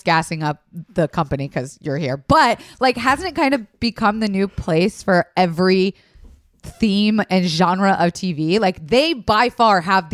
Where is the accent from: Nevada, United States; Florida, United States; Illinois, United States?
Florida, United States; I'm from Florida